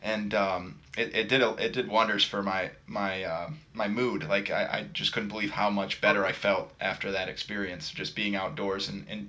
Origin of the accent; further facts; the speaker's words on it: Western New York, United States; I'm actually from Western New York, and I'm glad to say that we've got plenty of parks.